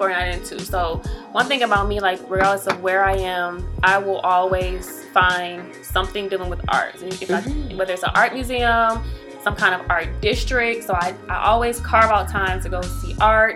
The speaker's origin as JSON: {"language": "English", "town": "Detroit", "region": "Michigan", "country": "United States", "said": "I'm from Detroit"}